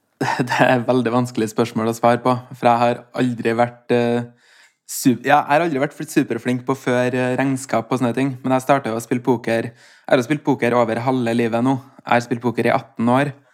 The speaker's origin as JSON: {"language": "Norwegian", "town": "Steinkjer", "region": "Trøndelag", "country": "Norway", "tie": "born or raised there", "said": "Vi var en guttegjeng uh, på Steinkjer, der jeg kommer fra"}